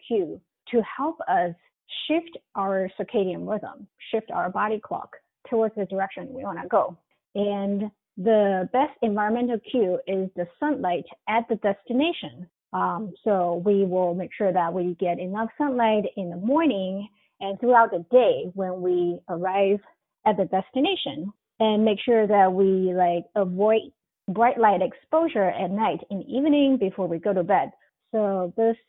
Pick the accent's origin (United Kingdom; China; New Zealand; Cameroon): China; moved away as an adult; now in United States; I come from China